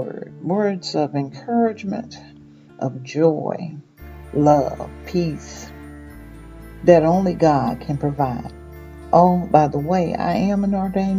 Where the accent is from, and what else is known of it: Mississippi, United States; born or raised there; moved away